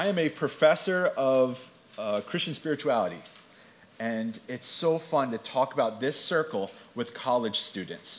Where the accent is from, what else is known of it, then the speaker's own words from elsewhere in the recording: Atlantic City, New Jersey, United States; I was born in Atlantic City. I grew up at the beach, and my head and heart are still there